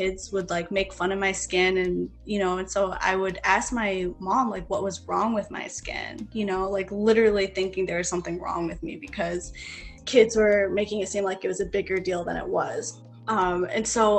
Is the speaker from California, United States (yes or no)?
no; Baldwinsville, New York, United States; also born or lived in Machala, Ecuador / North Country, New York / Oswego, New York; in Baldwinsville, where I wound up growing up